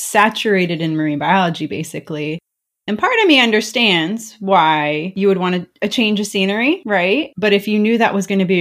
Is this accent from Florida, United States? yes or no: yes; South Florida, United States; I grew up in South Florida